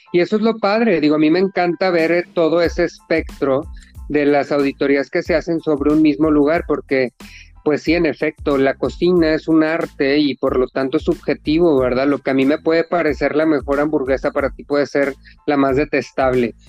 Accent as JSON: {"language": "Spanish", "country": "Mexico", "said": "así somos los mexicanos"}